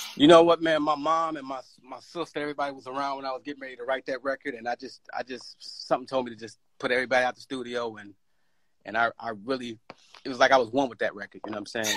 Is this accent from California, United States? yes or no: no; Chicago, Illinois, United States; growing up in Chicago